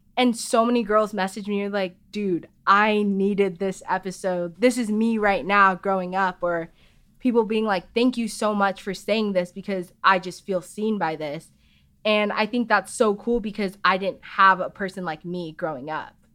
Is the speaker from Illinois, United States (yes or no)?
no; Chandler, Arizona, United States; I grew up in Arizona